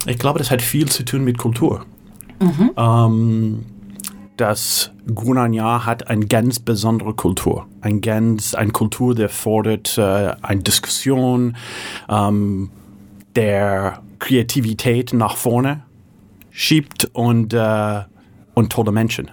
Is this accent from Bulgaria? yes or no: no; San Francisco, California, United States; first language English; German is a second language; moved away as an adult; also born or lived in Hamburg, Germany; in San Francisco geboren, fünfte Generation, äh, typischer Valley oder San Francisco Kind, Berkeley studiert